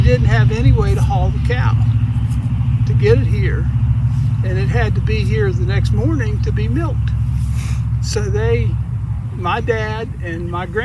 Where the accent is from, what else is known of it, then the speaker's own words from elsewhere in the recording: Arthurdale, West Virginia, United States; the first 10 years of my life, I lived on the back side of Arthurdale, on the other side